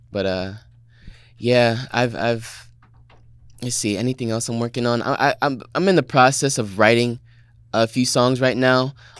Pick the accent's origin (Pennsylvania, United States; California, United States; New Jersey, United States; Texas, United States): New Jersey, United States; Trenton; born there; I was born in Trenton, New Jersey.